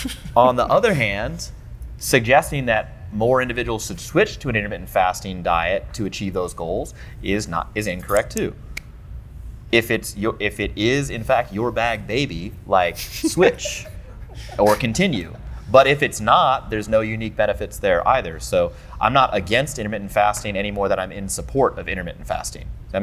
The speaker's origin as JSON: {"language": "English", "town": "St. Louis", "region": "Missouri", "country": "United States", "tie": "born or raised there", "said": "I'm 636 because I'm from the county. All right, so look. I was born and raised in St. Louis. I was here for 25 years of my life. I love this place."}